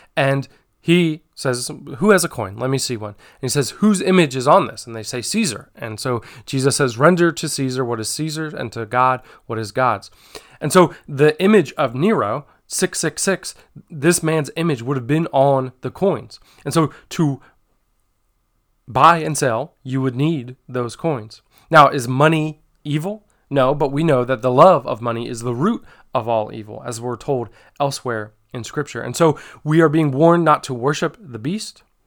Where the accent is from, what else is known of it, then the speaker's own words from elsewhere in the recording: United States; as a church, as the American church, as Hope Christian Fellowship